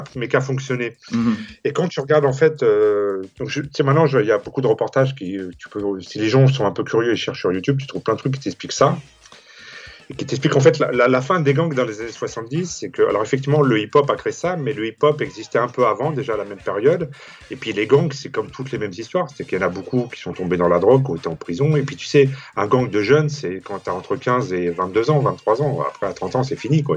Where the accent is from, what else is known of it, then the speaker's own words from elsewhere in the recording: Saint-Denis, Île-de-France, France; moi, j'ai grandi à Saint-Denis